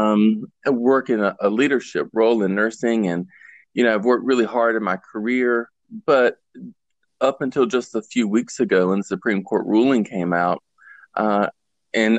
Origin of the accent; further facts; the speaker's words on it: the South, United States; I was born and raised here in the South.